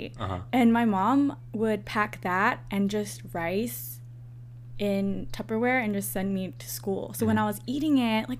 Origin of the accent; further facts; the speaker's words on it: suburbs of San Francisco, Northern California, United States; moved away as an adult; also born or lived in Hawaii; now in Georgia, United States; I moved to California. We visited Korea, but we moved to California. So I grew up in California until I was 18.